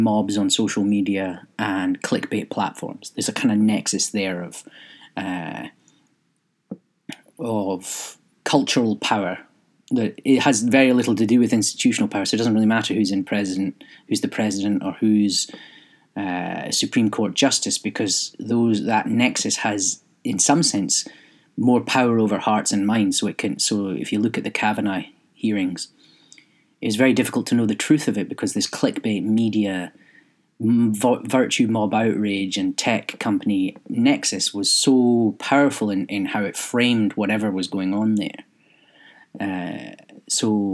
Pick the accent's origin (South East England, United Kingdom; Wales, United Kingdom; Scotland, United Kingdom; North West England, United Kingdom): Scotland, United Kingdom; being British but Scottish